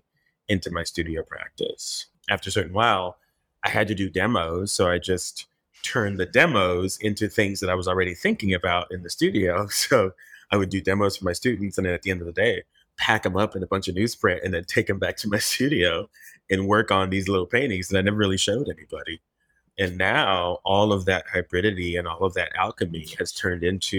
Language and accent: English; Miami, Florida, United States; also born or lived in Haiti; we all, of course, grew up in Miami